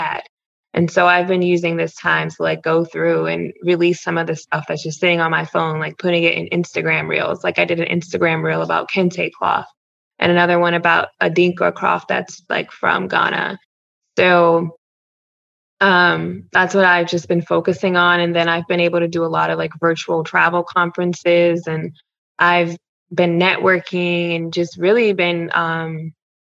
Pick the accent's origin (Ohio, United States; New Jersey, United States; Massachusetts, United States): Ohio, United States; moved away as an adult; also born or lived in Louisiana / New Mexico / Missouri / Iowa; I'm from Ohio. I worked as a reporter in Louisiana, New Mexico, and Missouri and Iowa.